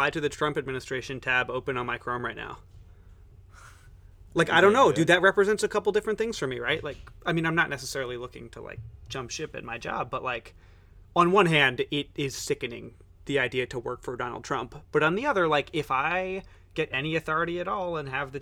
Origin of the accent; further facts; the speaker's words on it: New York, United States; I'm from New York and really into New York City